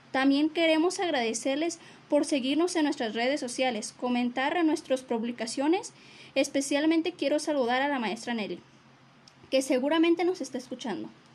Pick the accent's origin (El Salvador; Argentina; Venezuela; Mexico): Mexico; Tecalitlán, Jalisco; lo vine a visitar desde Tecalitlán, Jalisco